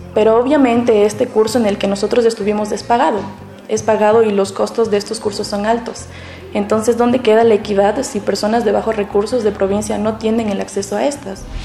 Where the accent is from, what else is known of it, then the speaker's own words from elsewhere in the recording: Guanajuato, Mexico; soy de Guanajuato